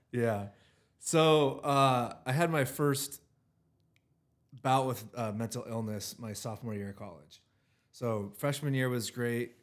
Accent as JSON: {"language": "English", "town": "Richland", "region": "Washington", "country": "United States", "tie": "born or raised there", "said": "I'm from the Tri-Cities. I live, I grew up in Richland, Washington"}